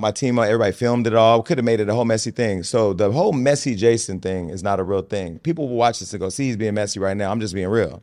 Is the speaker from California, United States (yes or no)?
yes; Stockton, California, United States; now in Los Angeles, United States; I come from Stockton